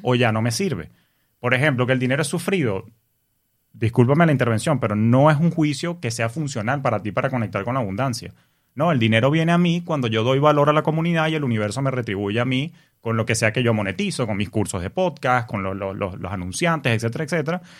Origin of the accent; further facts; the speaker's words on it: Venezuela; moved away as an adult; also born or lived in New York, United States; now in United States; Yo vengo de Venezuela, en un país donde se asocia el dinero con la corrupción